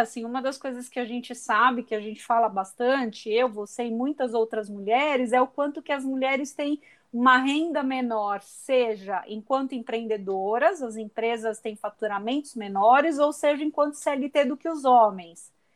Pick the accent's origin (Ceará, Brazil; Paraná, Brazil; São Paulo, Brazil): São Paulo, Brazil; Santos; eu sou santista de nascimento de coração